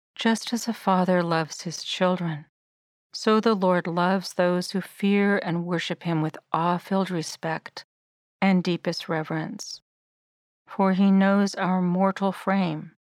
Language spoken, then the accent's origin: English; Sierra Nevada foothills, California, United States; Ever since I was small and growing up in the Sierra Nevada foothills